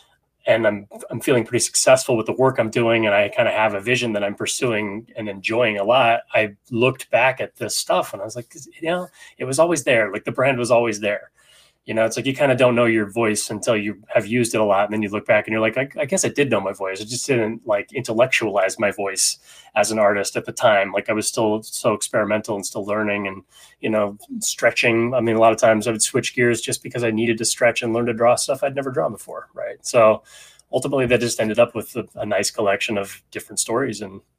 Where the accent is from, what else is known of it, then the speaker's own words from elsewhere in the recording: Sacramento, California, United States; also born or lived in San Francisco; You know, I'm a Northern California kid, you know, so I grew up in Sacramento and, San Francisco.